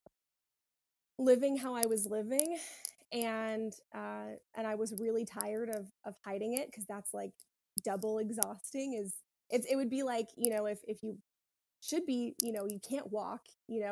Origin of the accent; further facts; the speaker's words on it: South Carolina, United States; now in Florida, United States; I'm from South Carolina and I wanted to go to a school there.